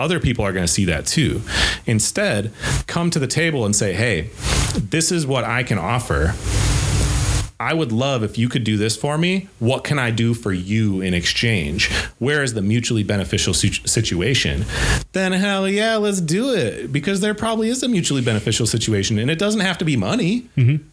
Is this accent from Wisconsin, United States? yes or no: yes; Eau Claire, Wisconsin, United States; also born or lived in Burnsville, Minnesota; I love my hometown.